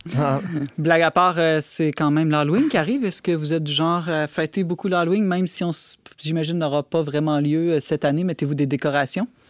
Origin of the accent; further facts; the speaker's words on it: Quebec, Canada; chez nous au Québec